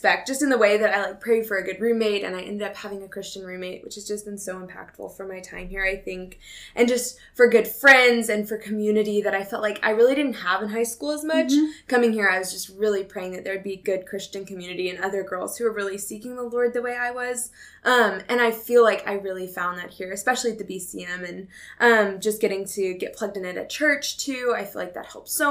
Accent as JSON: {"language": "English", "region": "Texas", "country": "United States", "moved": "as an adult", "lives_now": "Tennessee, United States", "said": "I'm from Texas"}